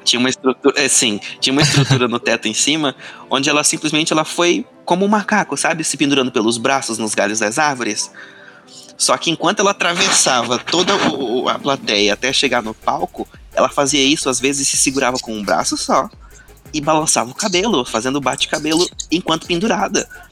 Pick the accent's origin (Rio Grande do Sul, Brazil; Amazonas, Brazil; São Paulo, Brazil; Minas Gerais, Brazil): Amazonas, Brazil; Manaus; moved away; Eu venho de Manaus